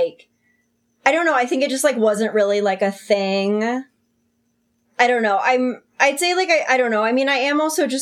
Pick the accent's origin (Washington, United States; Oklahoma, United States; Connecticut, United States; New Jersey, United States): Washington, United States; Olympia; I'm like from Olympia, Washington too